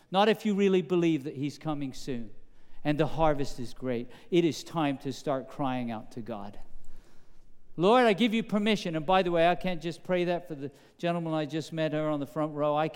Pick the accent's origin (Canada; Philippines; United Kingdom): United Kingdom; England; accent: British; now in United States; I remember growing up in England that there was a very famous game in, in the United States of America.